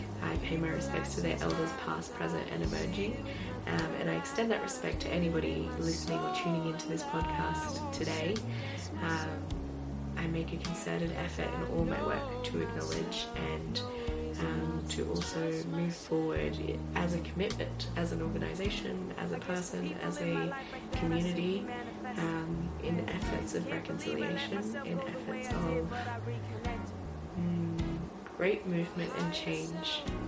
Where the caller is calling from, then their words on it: Northern California, United States; I am calling from California, Northern California in the U.S.